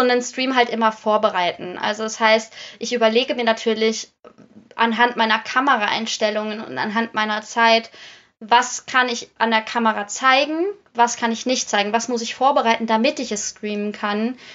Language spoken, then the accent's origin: German; Netherlands; moved away; weil ich gebürtig aus den Niederlanden komme